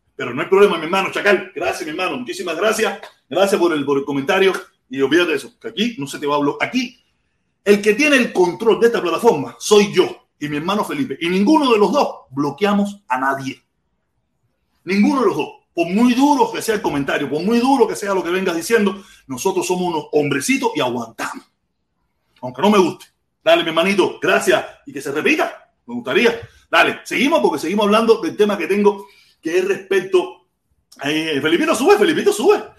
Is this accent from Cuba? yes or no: yes; Cuba; now in Miami, United States; yo llevo casi más tiempo viviendo en Miami con uso de razón que el tiempo que viví en Cuba